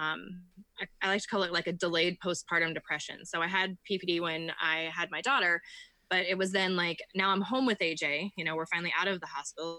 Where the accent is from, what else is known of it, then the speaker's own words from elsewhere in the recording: Iowa, United States; I am from Iowa. I live in the tiniest town that most people can think